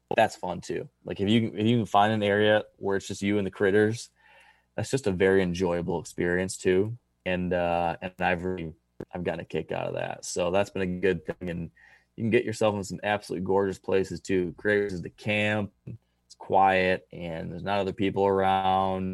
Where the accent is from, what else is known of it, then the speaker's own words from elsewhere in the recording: the East, United States; moved away; my home state